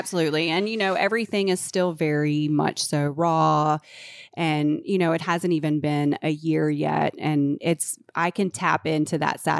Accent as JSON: {"language": "English", "town": "Charlotte", "region": "North Carolina", "country": "United States", "said": "Charlotte, I'm from Charlotte."}